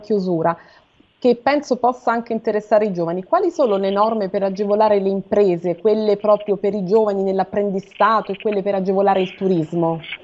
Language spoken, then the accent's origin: Italian; Rome, Lazio, Italy; io sono romana, mi collego da Roma